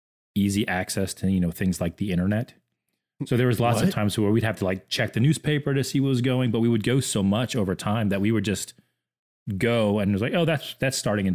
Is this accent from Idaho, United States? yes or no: no; Orlando, Florida, United States; there was this movie theater I grew up with in Orlando, Florida. I lived maybe 10 minutes from Disney growing up.